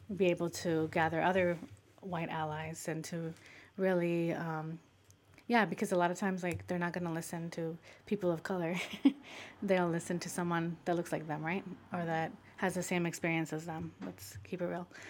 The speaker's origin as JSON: {"language": "English", "region": "Michoacán", "country": "Mexico", "moved": "yes", "said": "Michoacan, which is a southern state in, in Mexico, which I also am from, Michoacan"}